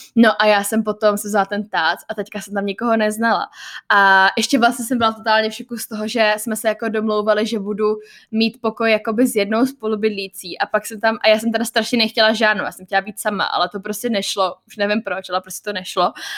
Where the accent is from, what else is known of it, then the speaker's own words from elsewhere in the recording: Czechia; accent: Czech; moved away; Mám prostě jako český přízvuk